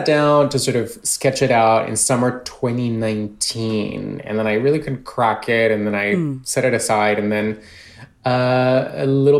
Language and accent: English; Colombia; moved away; I was born and raised in Colombia.